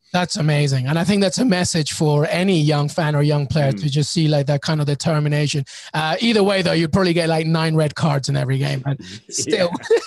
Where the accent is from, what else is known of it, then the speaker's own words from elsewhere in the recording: England, United Kingdom; I grew up in England